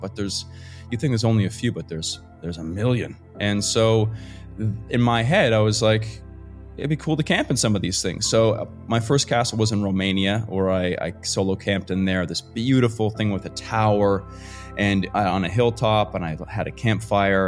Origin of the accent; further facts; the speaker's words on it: Fredericton, New Brunswick, Canada; moved away; I am a small town Canadian boy from Fredericton, New Brunswick, Canada. So it's right above Maine and uh, in the United States, if you're more familiar with there. Grew up in the woods